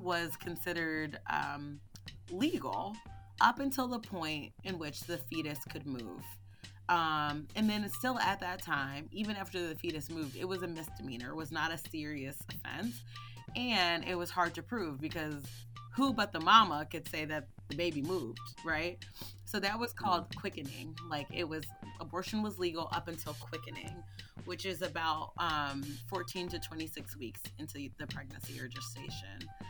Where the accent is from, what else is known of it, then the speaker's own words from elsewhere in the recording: Philadelphia, Pennsylvania, United States; growing up in Philly